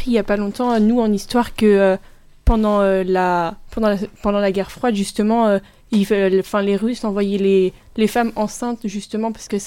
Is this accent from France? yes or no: no; United States; moved away; moi je suis américaine